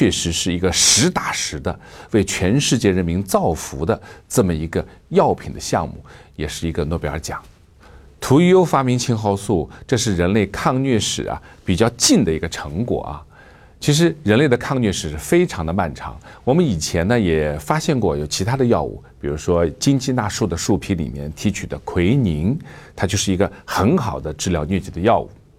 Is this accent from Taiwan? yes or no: no; China; 我们中国人非常形象地形容这种疾病发作的时候叫打摆子